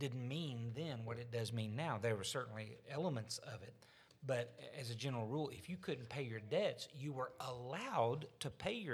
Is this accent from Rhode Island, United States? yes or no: no; Arkansas, United States; I'm from Arkansas. I'm a Southerner.